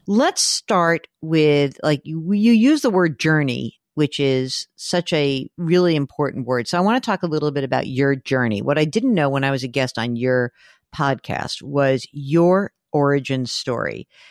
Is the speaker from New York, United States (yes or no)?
yes; New York, United States; we're, we're New Yorkers